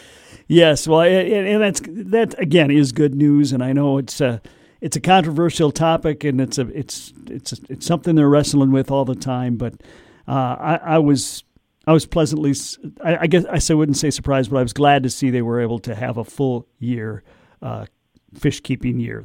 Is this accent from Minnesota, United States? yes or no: yes; Minnesota, United States; as a Minnesotan, I'm going, well, we got all the lakes here